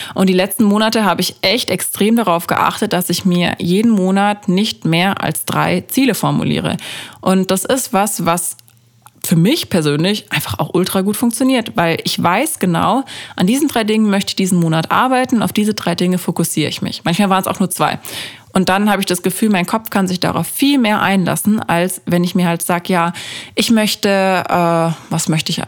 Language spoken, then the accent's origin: German; Freiburg, Baden-Württemberg, Germany; moved away; bei uns in Freiburg